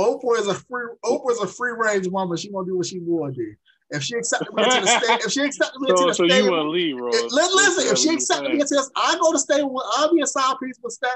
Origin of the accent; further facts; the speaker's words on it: Chicago, Illinois, United States; I'm from Chicago